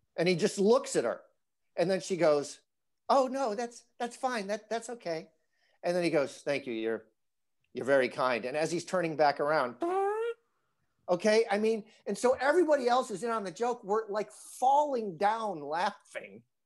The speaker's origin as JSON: {"language": "English", "region": "northern Illinois", "country": "United States", "tie": "born or raised there", "moved": "yes", "said": "my hometown, I'm from a little town in, in northern Illinois"}